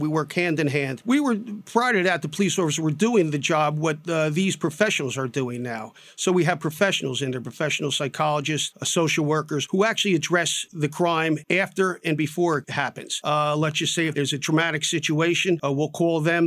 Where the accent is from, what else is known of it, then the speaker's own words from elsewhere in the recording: Newark, New Jersey, United States; I was born in Newark, raised in Newark